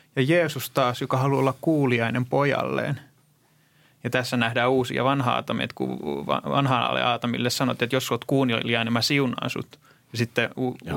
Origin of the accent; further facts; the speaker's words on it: Greece; moved away; mä kasvoin Kreikassa